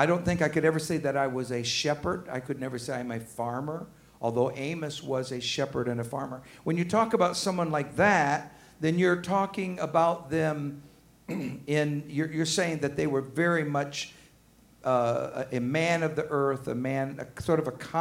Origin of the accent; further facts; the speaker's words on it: Arkansas, United States; now in Georgia, United States; I'm from Arkansas